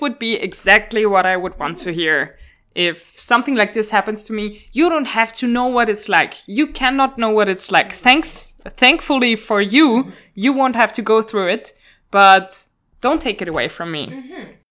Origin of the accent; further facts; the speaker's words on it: Vienna, Austria; moved away as an adult; now in Brussels, Belgium; I'm from Vienna